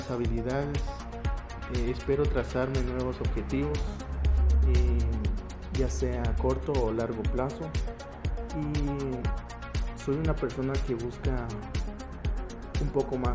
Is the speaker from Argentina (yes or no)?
no; Totonicapán, Guatemala; Nací en Guatemala en 1999, del 22 de julio, en la cabecera de Totonicapán. Actualmente estoy viviendo aquí.